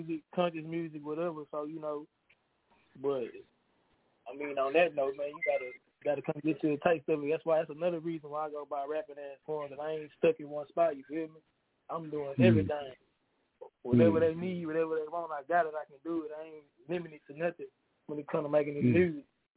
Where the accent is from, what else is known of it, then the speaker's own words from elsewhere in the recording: Houston, Texas, United States; I'm from H-Town, man, Houston, Texas